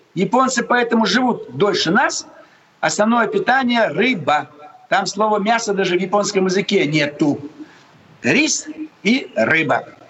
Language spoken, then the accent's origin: Russian; Almaty, Kazakhstan; now in Moscow, Russia; В детстве я жил в Алмате